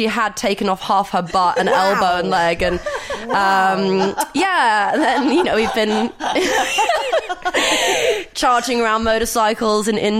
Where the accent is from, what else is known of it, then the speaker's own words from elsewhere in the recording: Greece; I grew up in Greece